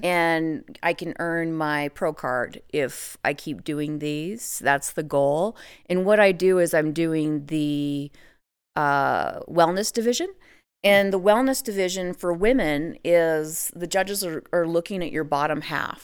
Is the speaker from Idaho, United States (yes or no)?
yes; Idaho, United States; I actually live in Idaho, So, I'm born and raised in Idaho